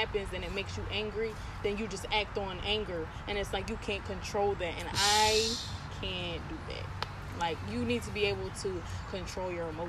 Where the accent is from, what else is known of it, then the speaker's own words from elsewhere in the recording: United States; first language English; most of my family members grew up in where we came from, and then I grew up in America, so it was like I didn't get to experience like my Hispanic culture like my family did. And I, you know, I grew up speaking English